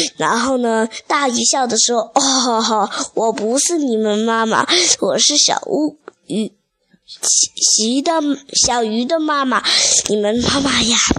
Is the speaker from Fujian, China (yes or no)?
yes; Xiamen, Fujian, China; 我来自福建厦门的